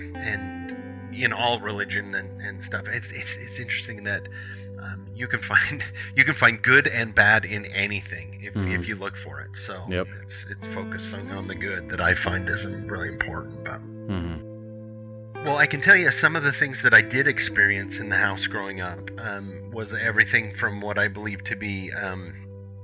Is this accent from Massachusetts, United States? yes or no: no; Hyrum, Utah, United States; I grew up in Hiram.